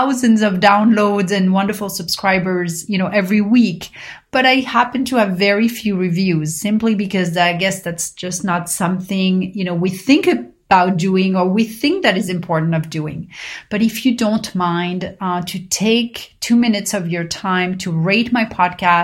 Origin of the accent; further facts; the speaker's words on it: Paris, Île-de-France, France; growing up in Paris